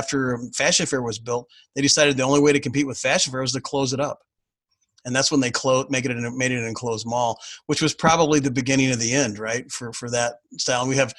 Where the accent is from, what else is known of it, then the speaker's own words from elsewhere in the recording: Fresno, California, United States; I lived around Thomas Elementary School. That's where I grew up. Okay. I was born in downtown Fresno. I grew up around Thomas Elementary.